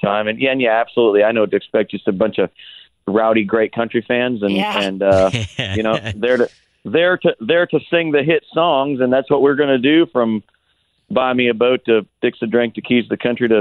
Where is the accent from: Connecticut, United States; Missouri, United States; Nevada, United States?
Missouri, United States; Perryville; I was born and raised right there in Missouri